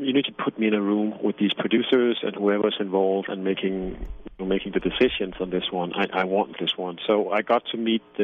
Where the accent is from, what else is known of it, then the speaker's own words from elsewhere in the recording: Denmark; first language Danish; English is a second language; I'm from Denmark